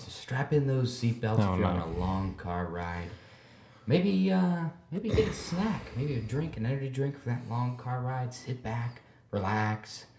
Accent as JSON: {"language": "English", "region": "Texas", "country": "United States", "said": "I am a Texan at heart. I am a warm weather kind of dude"}